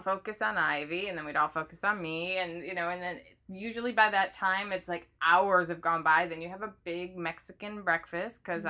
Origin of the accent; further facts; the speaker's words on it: Midwest, United States; I grew up in the Midwest